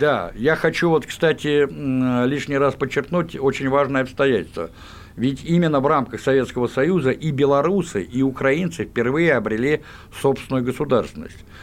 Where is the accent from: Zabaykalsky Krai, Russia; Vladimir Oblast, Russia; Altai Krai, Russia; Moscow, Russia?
Moscow, Russia; Я, будучи коренным москвичом, еще школьником выучил украинский язык